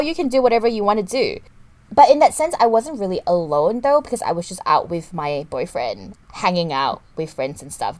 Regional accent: Kuala Lumpur, Malaysia; growing up in Kuala Lumpur, it's not a walking city per se

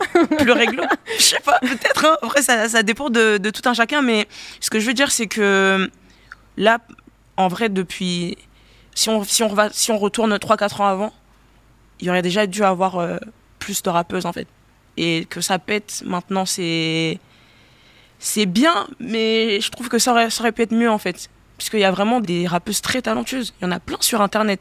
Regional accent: Gabon; moved away; J'ai grandi au Gabon

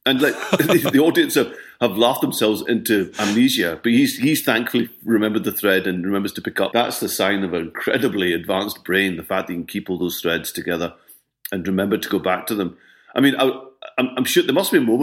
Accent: Scotland, United Kingdom

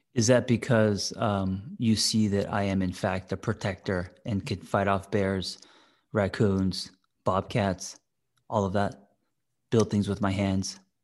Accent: Glendale, United States; born or raised there; moved away

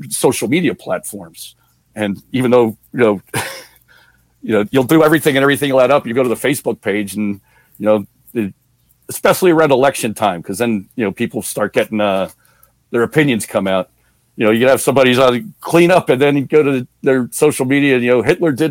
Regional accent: New Jersey, United States; I'm from New Jersey

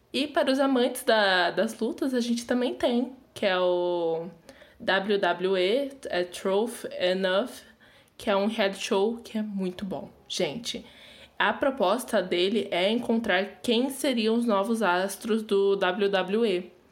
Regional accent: Brazil; a gente é brasileira

